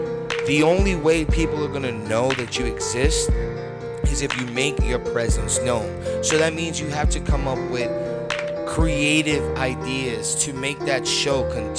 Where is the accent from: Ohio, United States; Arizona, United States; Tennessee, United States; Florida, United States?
Florida, United States; Tampa; also born or lived in New York City; I got to give a shout out to my hometown right now, Tampa. Ayo, Tampa, what up? I got to go ahead and shout out my hometown, my birth city, New York City.